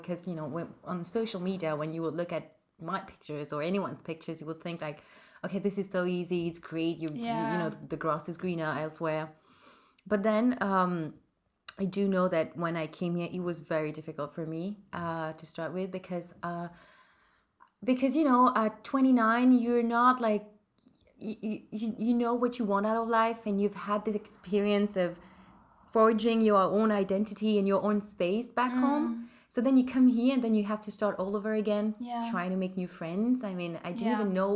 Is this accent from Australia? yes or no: no; Mauritius; moved away as an adult; now in Paris, France; I'm from Mauritius. I moved to Paris 4 years ago now.